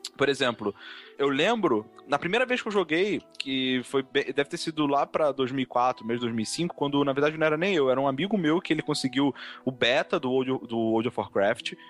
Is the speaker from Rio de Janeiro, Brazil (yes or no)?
yes; Rio de Janeiro, Brazil; eu cresci no Rio